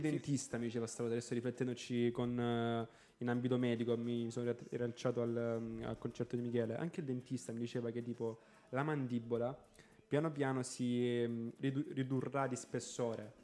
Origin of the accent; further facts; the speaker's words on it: Galatina, Apulia, Italy; io sono di Galatina